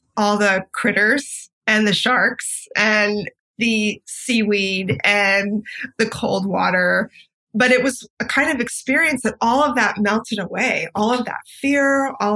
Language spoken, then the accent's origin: English; Santa Barbara, California, United States; also born or lived in Los Angeles; I grew up in Santa Barbara